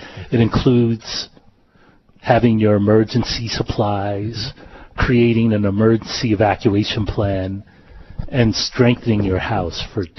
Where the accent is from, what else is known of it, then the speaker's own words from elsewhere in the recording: East Coast, United States; moved away as an adult; now in Hawaii, United States; Okay, well, I'm originally from the East Coast